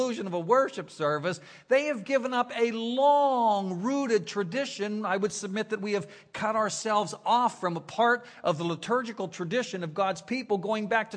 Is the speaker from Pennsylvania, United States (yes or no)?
yes; Beaver Falls, Pennsylvania, United States; moved away as an adult; also born or lived in Pittsburgh / Philadelphia / Washington, D.C. / San Diego; now in Orlando, United States; Joe Namath is from my hometown